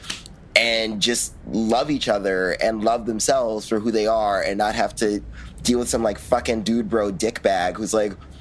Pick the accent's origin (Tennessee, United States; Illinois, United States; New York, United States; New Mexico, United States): New York, United States; New York City; I'm from Brooklyn, New York